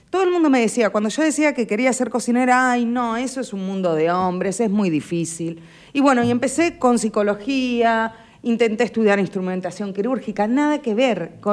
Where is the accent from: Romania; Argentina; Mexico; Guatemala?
Argentina; Buenos Aires; now in Necochea, Argentina; yo soy eh, de Buenos Aires. Mi mamá es necochense.